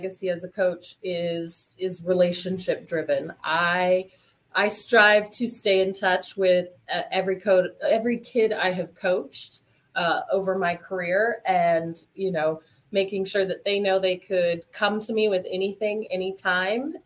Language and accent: English; Montana, United States; I grew up in Montana.